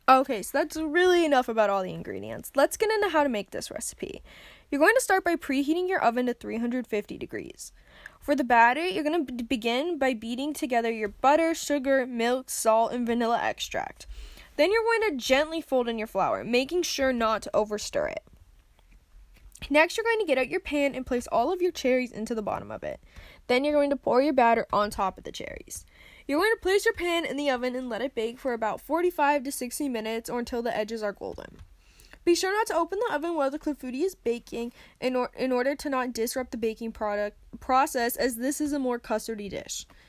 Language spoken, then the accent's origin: English; United States; I'm an American